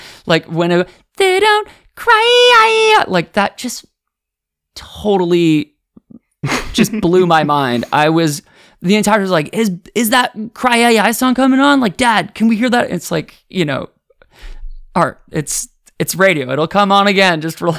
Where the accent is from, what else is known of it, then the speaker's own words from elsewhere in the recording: Ottawa, Ontario, Canada; born there; Yeah, I was born in Ottawa. My sisters and my mom and dad and I in the summer of 1990. We moved across Canada.